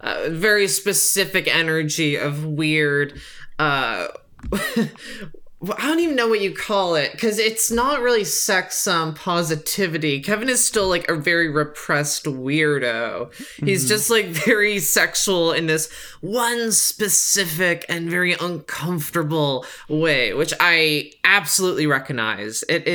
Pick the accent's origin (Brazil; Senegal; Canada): Canada; which I found very offensive, you know, just like to my identity as a Canadian.